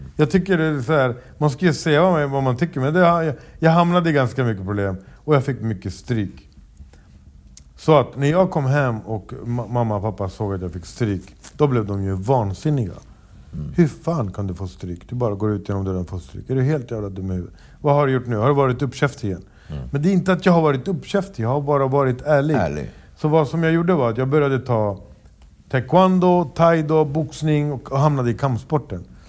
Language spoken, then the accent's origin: Swedish; Stockholm, Stockholm County, Sweden; jag föddes uppvuxen i Rinkeby och det var inte mitt fel att jag föddes där.